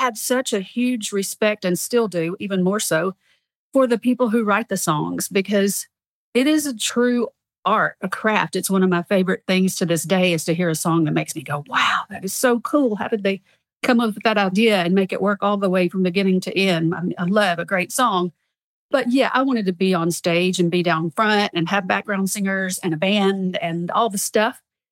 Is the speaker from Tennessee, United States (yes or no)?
yes; Alamo, Tennessee, United States; now in Nashville, United States; I started singing when I was seven at a voice studio in my little hometown, Alamo